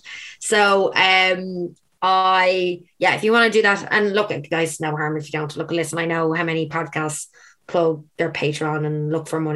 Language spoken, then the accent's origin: English; Ireland; also born or lived in Australia; I came back to Ireland.